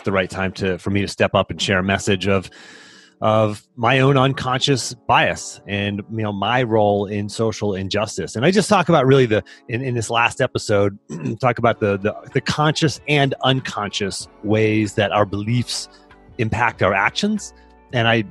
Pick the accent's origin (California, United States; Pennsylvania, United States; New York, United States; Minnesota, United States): Pennsylvania, United States; Pittsburgh; now in Charlottesville, United States; I live in Charlottesville. I grew up in Pittsburgh.